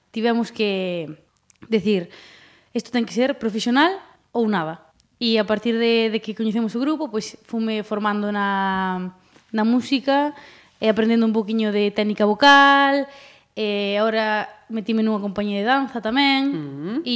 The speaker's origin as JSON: {"language": "Galician", "town": "Ribeira", "region": "Galicia", "country": "Spain", "tie": "born or raised there", "also_born_or_lived": "Santiago de Compostela", "said": "nacín nacer nací en Santiago de Compostela, pero vivir sempre en Ribeira"}